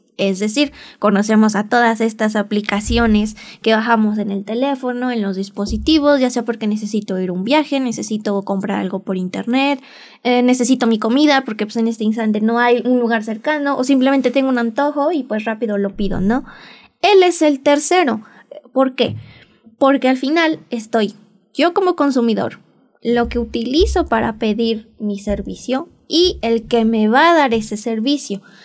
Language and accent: Spanish; Mexico; mi país, México